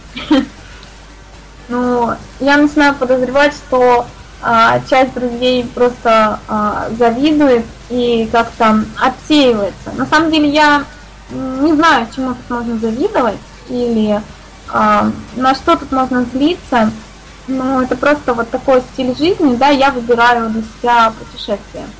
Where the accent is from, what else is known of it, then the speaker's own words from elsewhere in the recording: Saint Petersburg, Russia; я из Санкт-Петербурга